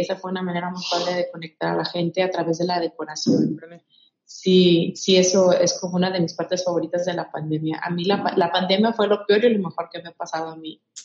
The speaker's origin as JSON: {"language": "Spanish", "region": "Michoacán", "country": "Mexico", "moved": "yes", "lives_now": "Jalisco, Mexico", "said": "yo soy de Michoacán"}